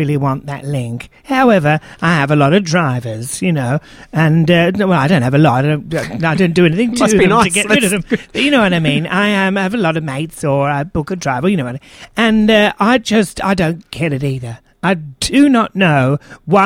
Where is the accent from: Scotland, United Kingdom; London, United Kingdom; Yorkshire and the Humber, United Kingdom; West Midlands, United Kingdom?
London, United Kingdom; now in Melbourne, Australia; I'm from London originally